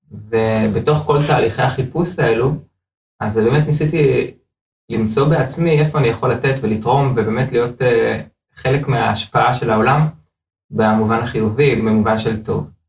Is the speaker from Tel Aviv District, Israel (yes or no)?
yes; Bnei Brak, Tel Aviv District, Israel; now in Modiin Illit, Israel; לא גדלתי, גדלתי בבני ברק, אבל אה, בוא נאמר הפערים לא כל כך גדולים, כן? אה, גדלתי בבית חרדי, ההורים שלי חזרו בתשובה בגיל ממש ממש צעיר